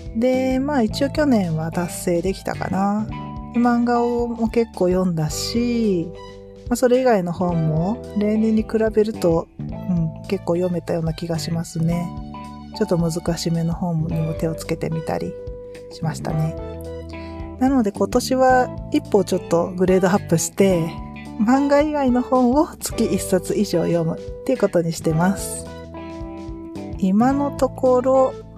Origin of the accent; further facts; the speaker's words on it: Kyushu, Japan; moved away; うちは私の実家も夫の実家も九州なので